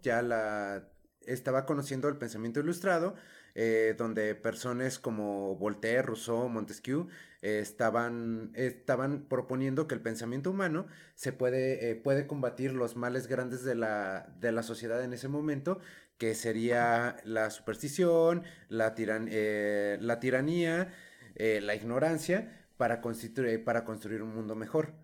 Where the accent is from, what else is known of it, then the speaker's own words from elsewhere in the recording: Mexico; Todos pagamos impuestos como ciudadanos mexicanos